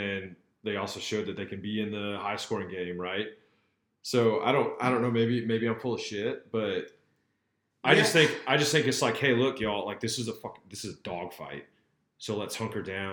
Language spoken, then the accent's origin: English; Wisconsin, United States; moved away; also born or lived in Boston, Massachusetts; When I grew up in Wisconsin